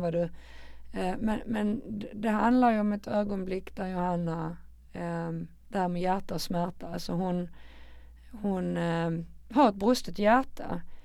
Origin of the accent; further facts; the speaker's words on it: Malmö, Skåne, Sweden; Jag är ett betongbarn från Rosengård